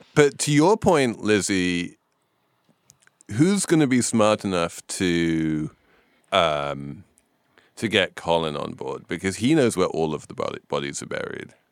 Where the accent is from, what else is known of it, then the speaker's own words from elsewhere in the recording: England, United Kingdom; I'm English.